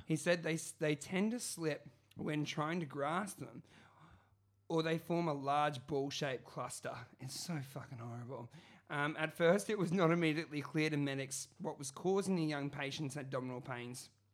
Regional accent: Brisbane, Queensland, Australia; where I grew up in Brisbane and Moreton Bay, home of the Moreton Bay Bugs.

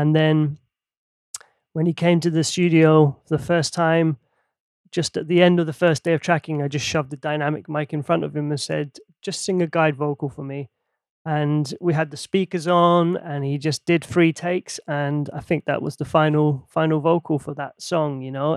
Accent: Helsinki, Uusimaa, Finland; now in London, United Kingdom; growing up in Helsinki in Finland

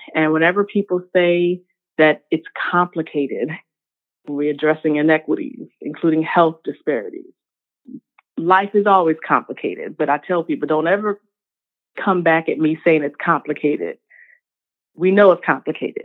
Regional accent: Richmond, Virginia, United States; also born or lived in North Carolina; I am born and raised in Richmond, Virginia, the second capital of the Confederacy.

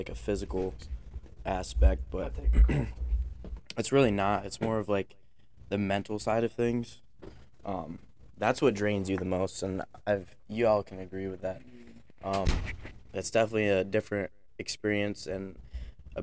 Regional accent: northern central Pennsylvania, United States; I came from a little high school called North Penn Liberty. It's northern central Pennsylvania

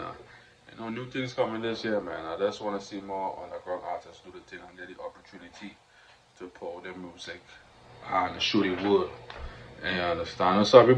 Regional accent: Trinidad & Tobago; accent: Trinidadian; we gotta keep the accent strong, the Trinidadian accent

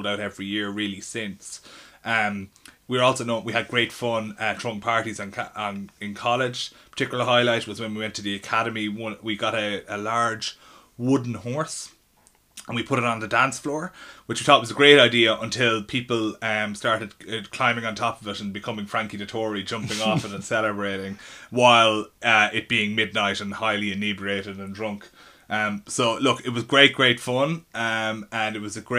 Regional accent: Ireland; accent: Irish; moved away as an adult; now in London, United Kingdom; it was a real advantage of being Irish in London, because when they heard my accent, they didn't know what to do with me

